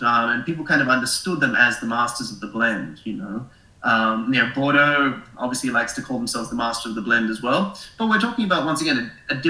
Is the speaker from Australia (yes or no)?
yes; Australia; moved away; Originally, I'm Australian, as you probably noticed from my funny accent